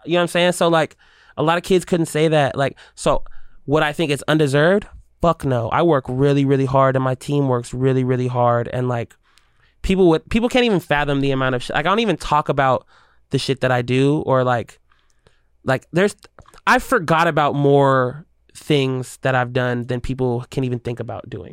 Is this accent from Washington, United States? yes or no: yes; Seattle, Washington, United States; I'm a native kid, and I'm a Seattle kid